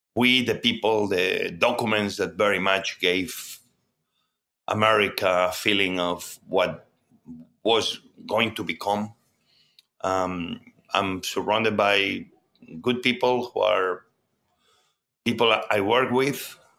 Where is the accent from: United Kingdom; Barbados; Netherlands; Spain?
Spain; Barcelona, Catalonia; born or raised there; English is a second language; also born or lived in Mieres, Asturias, Spain / New York, United States; now in Washington, D.C., United States